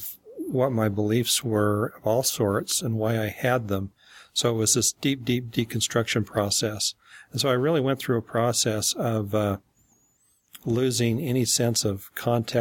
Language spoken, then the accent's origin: English; Salt Lake City, Utah, United States; growing up in Salt Lake City